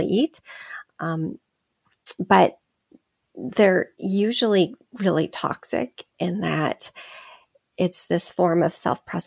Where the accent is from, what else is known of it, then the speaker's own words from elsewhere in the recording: California, United States; I grew up in California